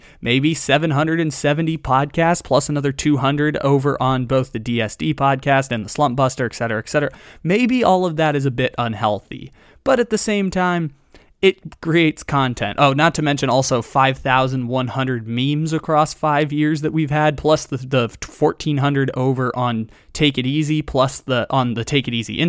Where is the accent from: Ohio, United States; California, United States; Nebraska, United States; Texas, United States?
California, United States; San Diego; growing up in San Diego